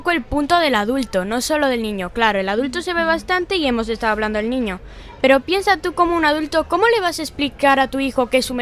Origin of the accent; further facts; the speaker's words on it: Galicia, Spain; also born or lived in Tenerife / Cuba; Antes yo vivía en Cuba. Yo nací en Tenerife, pero me criaron en Cuba hasta los cinco años. Y con cinco años me trajeron aquí a Galicia.